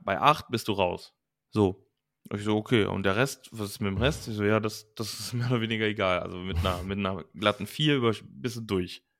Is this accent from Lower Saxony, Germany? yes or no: no; Langenfeld, North Rhine-Westphalia, Germany; ich wollte eigentlich nur auf eine Gesamtschule bei uns in Langenfeld damals